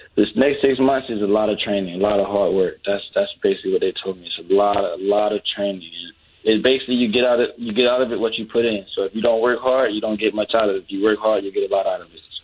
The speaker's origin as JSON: {"language": "English", "town": "Jacksonville", "region": "Florida", "country": "United States", "said": "I'm from the south side of Jacksonville"}